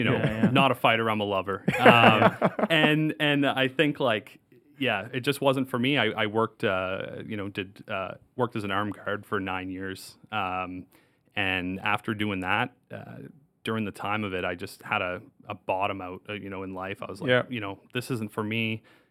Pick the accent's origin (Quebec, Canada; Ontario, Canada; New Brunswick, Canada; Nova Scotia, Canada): New Brunswick, Canada; Moncton; Born and raised in Moncton.